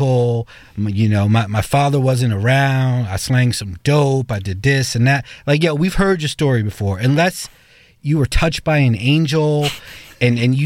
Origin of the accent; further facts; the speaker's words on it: New York City, New York, United States; I'm the New Yorker here